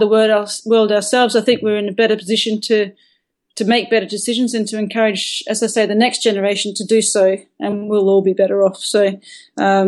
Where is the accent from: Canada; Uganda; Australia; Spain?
Australia; Perth, Western Australia; my home where I grew up in Perth